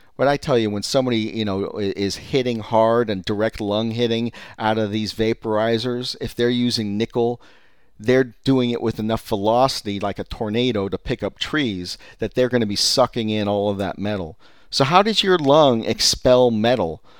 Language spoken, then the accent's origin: English; California, United States; I'm from California